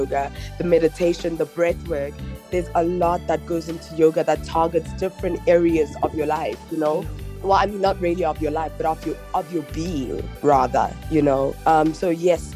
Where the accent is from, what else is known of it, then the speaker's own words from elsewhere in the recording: Johannesburg, Gauteng, South Africa; Born and bred in Joburg is what I know, and yeah, that's just who I am and where I'm from